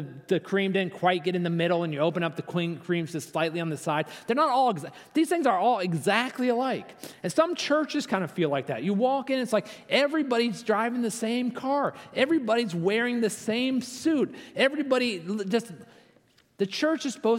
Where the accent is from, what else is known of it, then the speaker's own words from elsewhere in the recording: Virginia, United States; I'm from Virginia. I'm here with my daughter.